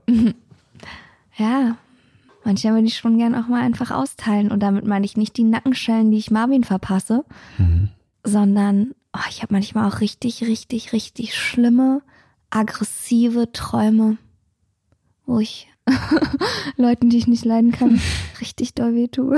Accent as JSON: {"language": "German", "region": "Berlin", "country": "Germany", "tie": "born or raised there", "said": "Ich bin in Hellersdorf aufgewachsen"}